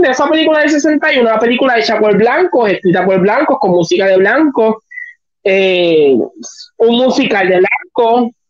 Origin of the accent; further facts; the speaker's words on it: Puerto Rico; nosotros como puertorriqueños.